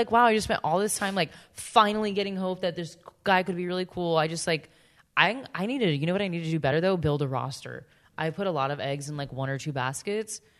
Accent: Florida, United States; let me reiterate, I'm from Central Florida the options in this area are I don't even know what the, like questionable.

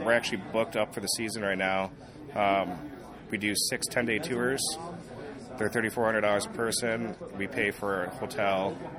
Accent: Michigan, United States; We grew up together in Michigan

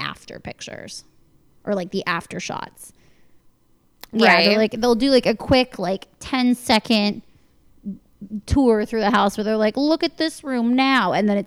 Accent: Northern Virginia, United States; I grew up in Northern Virginia

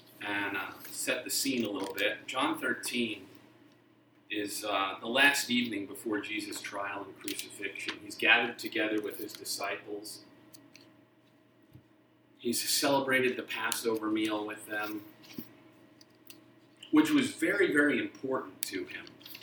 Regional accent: Texas, United States; accent: Texas; I realized at some point I have mostly lost my Texas accent, which I don't know whether I'm happy about or sad.

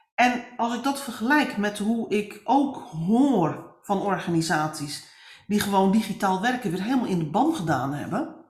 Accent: northern Netherlands, Netherlands; ik ben een Noorderling in hart en nieren

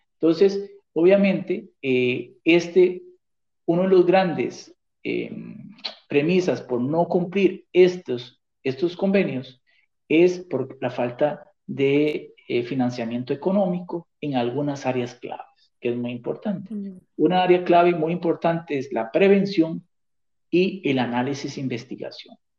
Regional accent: Costa Rica; moved away as an adult; now in New York, United States; yo estoy radicado en, Nueva York hace cuatro años y yo soy costarricense

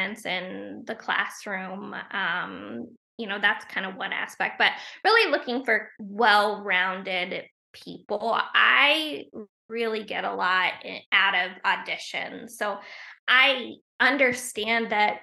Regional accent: Portsmouth, Ohio, United States; moved away as an adult; now in Wilmington, United States; We're both from Ohio, a small town in Ohio

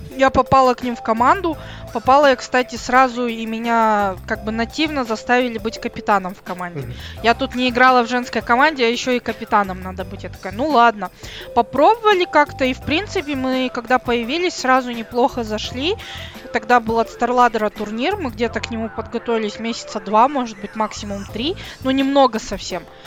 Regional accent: Kazakhstan; я из Казахстана

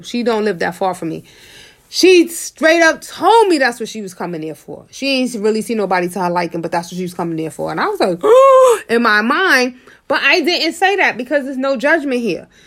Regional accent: New York City, New York, United States; I'm from Harlem.

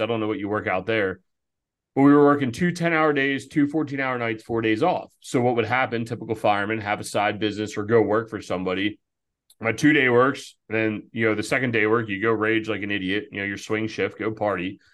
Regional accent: outside of Philadelphia, Pennsylvania, United States; moved away as an adult; also born or lived in Baltimore; we grew up volunteering outside of Philadelphia

